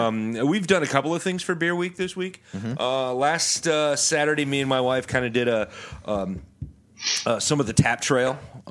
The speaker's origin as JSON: {"language": "English", "country": "Canada", "said": "Well, I'm going to because I'm Canadian, and I think I'm better than the U.S., but I'm still going to apologize for it."}